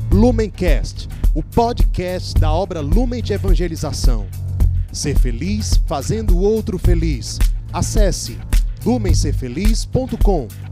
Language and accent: Portuguese; Brazil; Nós somos brasileiros, moramos no Brasil, falamos português